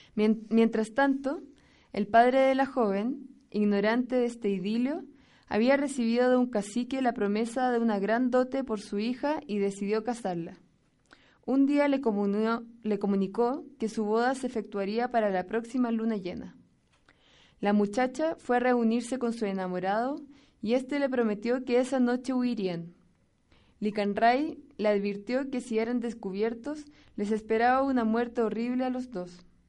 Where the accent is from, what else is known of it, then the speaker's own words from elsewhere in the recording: Chile; moved away as an adult; now in San Pedro y San Pablo Ayutla, Mexico; vengo de Chile, del país más al sur de nuestro continente